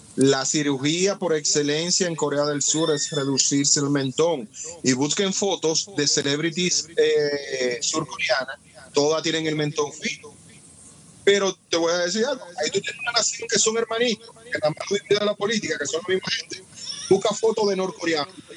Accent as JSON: {"language": "Spanish", "country": "Dominican Republic", "said": "Yo soy negro y por la forma de hablar, alguna vez si preso, me han dicho que no soy dominicano"}